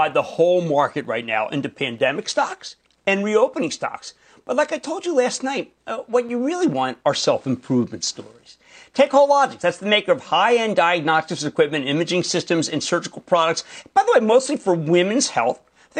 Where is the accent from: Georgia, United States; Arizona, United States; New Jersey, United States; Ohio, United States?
New Jersey, United States; We're going to Byron in my home state of New Jersey.